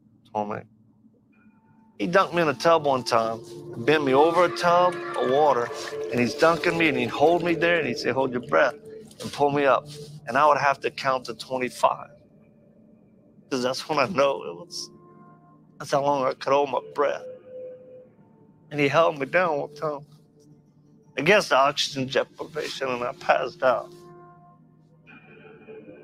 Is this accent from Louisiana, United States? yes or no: yes; Lafayette, Louisiana, United States; I'm originally from Louisiana. I was born in Lafayette, Louisiana, back in 1965.